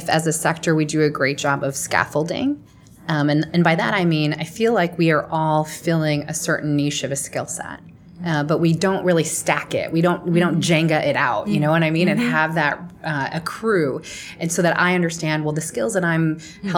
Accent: Chicago, Illinois, United States; in my hometown in Chicago

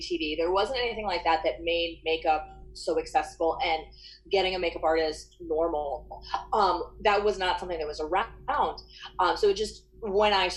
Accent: Gainesville, Florida, United States; I grew up in Gainesville, Florida, which is a college town, University of Florida. That's sort of what we're known for here

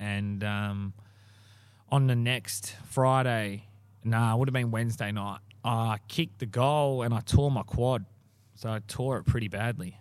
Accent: Morley, Western Australia, Australia; I grew up in Morley, played for Noranda.

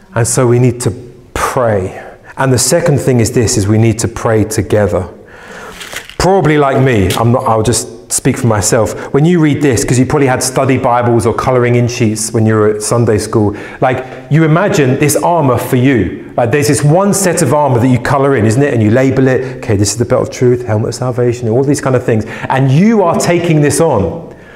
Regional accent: England, United Kingdom; as an Englishman

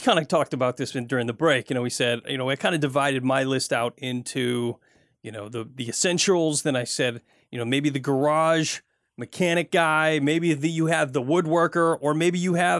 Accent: Flint, Michigan, United States; now in Pacific Northwest, United States; where I grew up in Michigan, grew up in Flint, Michigan, and it was cold in the wintertime.

